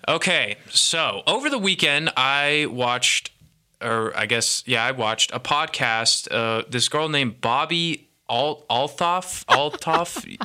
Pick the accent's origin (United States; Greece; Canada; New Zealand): United States; Bay Area, California; I'm from the Bay Area